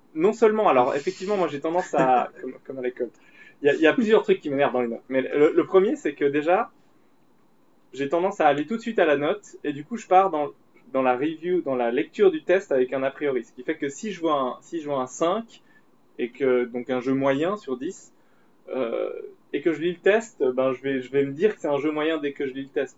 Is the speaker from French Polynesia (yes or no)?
no; Switzerland; on est suisse